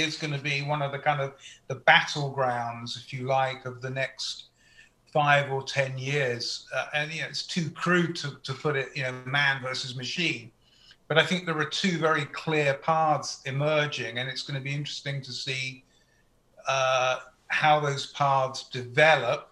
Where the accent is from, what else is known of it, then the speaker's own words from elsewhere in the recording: United Kingdom; moved away as an adult; now in United States; as a Brit who's lived in America for 20 years